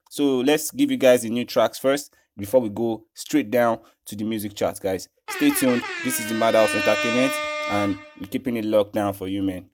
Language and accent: English; Delta, Nigeria; I'm from Nigeria, I'm from Delta State, Nigeria.